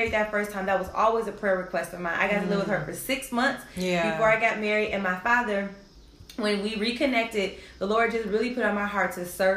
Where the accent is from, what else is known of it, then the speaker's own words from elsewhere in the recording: Detroit, Michigan, United States; That was the culture growing up in Detroit at that time.